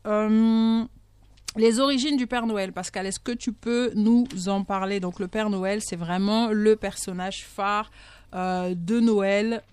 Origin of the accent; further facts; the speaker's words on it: Bitam, Woleu-Ntem, Gabon; moi je suis de Bitam